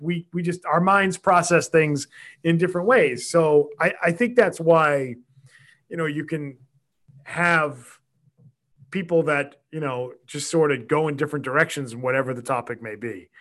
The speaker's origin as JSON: {"language": "English", "town": "Quincy", "region": "Massachusetts", "country": "United States", "tie": "born or raised there", "said": "I grew up in Quincy. I lived there my whole life."}